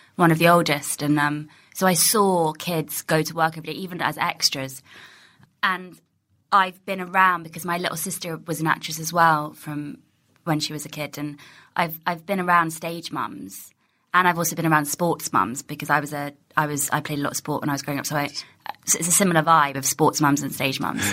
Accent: Ealing, London, United Kingdom; also born or lived in Pinner; I grew up in Ealing

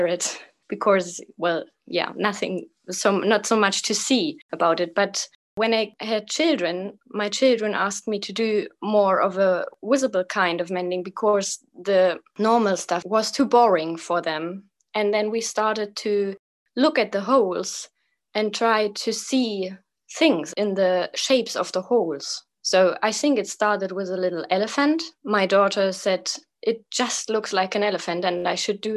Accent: Eastern Germany near the Czech border, Germany; English is a second language; now in Kassel, Germany; Right now I live in Kassel in Germany. It's like right in the middle of Germany, but I was born in Eastern Germany near the Czech border

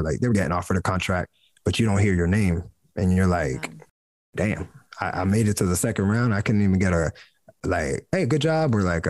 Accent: New Jersey, United States; I'm from New Jersey, like, born and raised American. I'm just Puerto Rican in America.

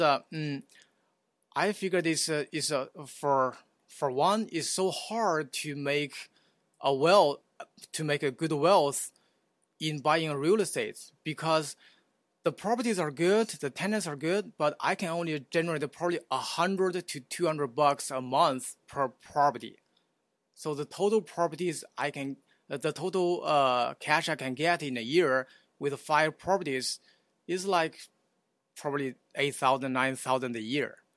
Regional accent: China; moved away as an adult; also born or lived in Houston; now in Oklahoma City, United States; I was, uh, uh, born and raised in China

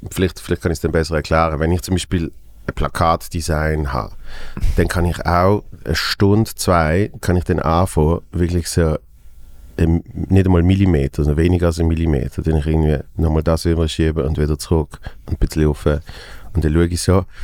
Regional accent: Basel, Basel-Stadt, Switzerland; als Basler, finde ich recht lustig.

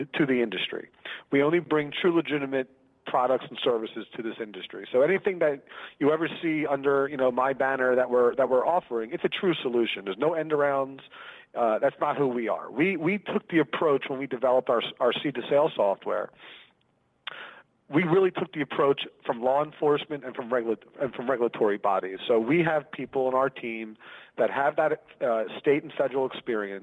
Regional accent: Philadelphia, Pennsylvania, United States; moved away as an adult; now in Los Angeles, United States; I live in Los Angeles now. I'm originally from Philadelphia, Pennsylvania.

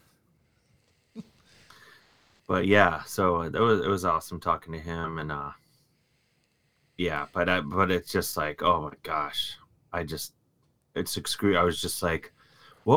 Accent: Cleveland, Ohio, United States; I grew up in Cleveland

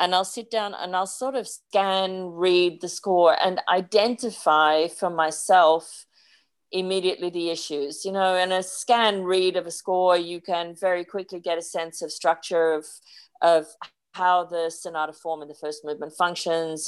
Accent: Sydney, New South Wales, Australia; born or raised there; moved away as an adult

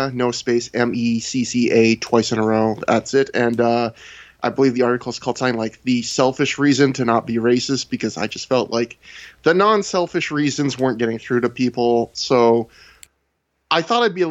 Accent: Canada; I'm not even an American. I'm a Canadian

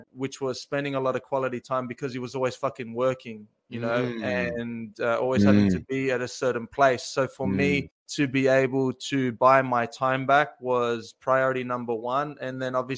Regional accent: Australia; I am from Australia

